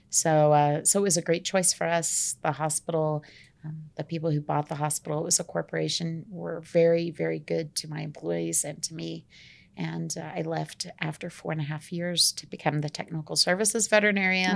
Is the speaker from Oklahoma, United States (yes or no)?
yes; Tulsa, Oklahoma, United States; moved away as an adult; now in Colorado, United States; I'm from Oklahoma